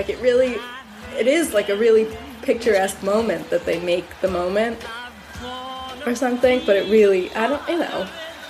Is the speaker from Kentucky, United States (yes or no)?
no; White Plains, New York, United States; I'm 24. I grew up in White Plains.